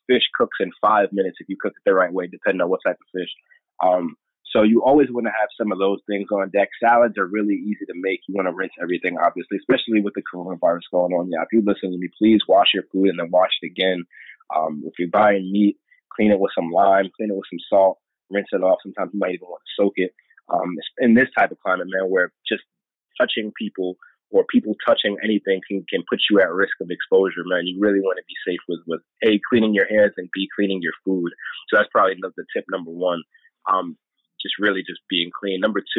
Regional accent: New York, United States; So growing up in New York, man, you love sandwich.

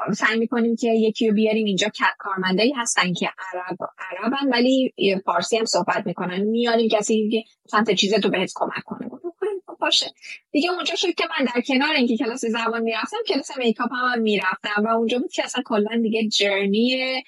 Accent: Iran; now in Dubai, United Arab Emirates

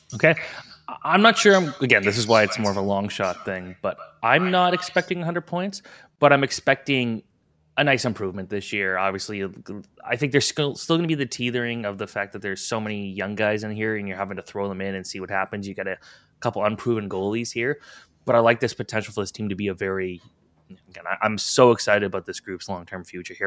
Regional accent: Toronto, Ontario, Canada; we're both from the Toronto area.

